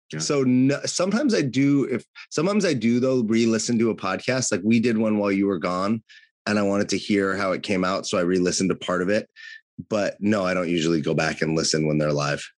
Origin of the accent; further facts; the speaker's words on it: California, United States; was born and raised in California